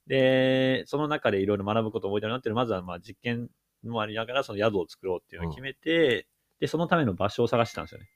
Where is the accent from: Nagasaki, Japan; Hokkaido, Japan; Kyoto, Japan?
Kyoto, Japan; moved away as an adult; now in Kawasaki, Miyagi, Japan; 僕自身は別に、あの、京都出身だけど